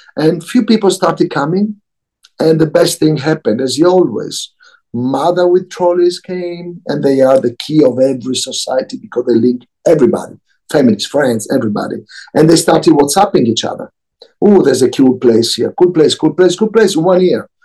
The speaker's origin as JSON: {"language": "English", "town": "Milan", "region": "Lombardy", "country": "Italy", "tie": "born or raised there", "also_born_or_lived": "Tokyo / London / New York", "moved": "yes", "said": "I was born in Milano."}